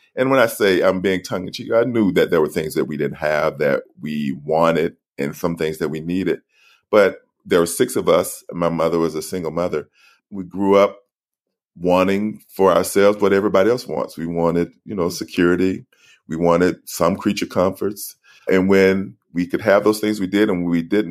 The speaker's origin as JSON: {"language": "English", "region": "Alabama", "country": "United States", "tie": "born or raised there", "said": "I grew up in Alabama"}